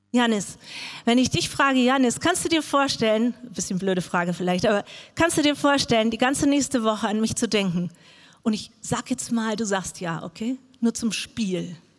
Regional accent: Frankfurt, Hesse, Germany; moved away; also born or lived in Arabian Peninsula; Ich bin in Frankfurt groß geworden

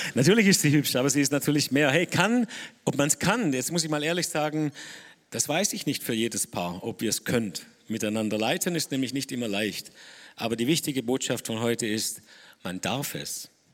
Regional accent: Dettingen an der Erms, Baden-Württemberg, Germany; ich bin aus Nettingen, Ermstal

